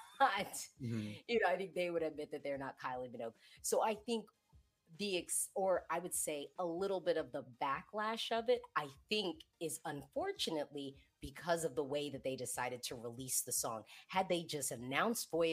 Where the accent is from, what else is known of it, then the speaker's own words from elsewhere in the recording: United States; I say this as the American third party